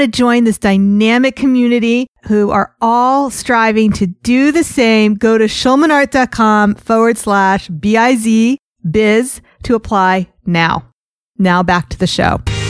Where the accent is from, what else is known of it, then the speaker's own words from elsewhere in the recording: New York, United States; I'm a New Yorker.